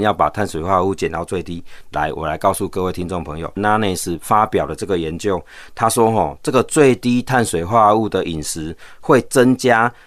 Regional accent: Taiwan; 我们台湾人现在平均寿命到八十几岁了

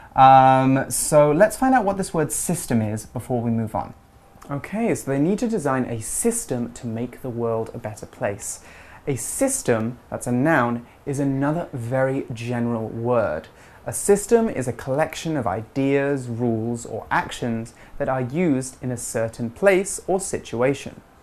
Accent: England, United Kingdom; growing up in England, having two sisters, and going to college

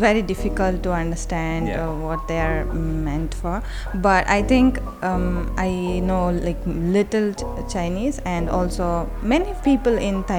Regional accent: Hyderabad, Telangana, India; moved away as an adult; now in Kaohsiung, Taiwan; I'm from Hyderabad. It's a southern part of India.

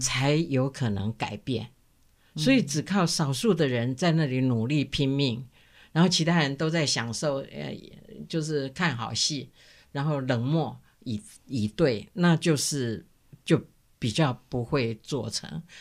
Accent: Taiwan; 我们台湾人

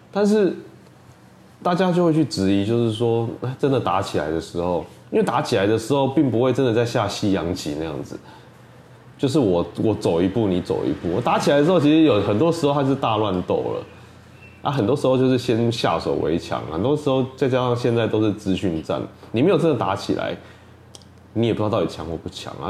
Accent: Taiwan; 身为一个台湾人

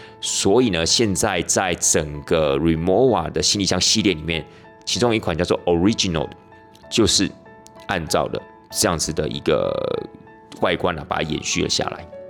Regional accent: Taiwan; 那这 Trunks 就是我们台湾人俗称的冰箱。

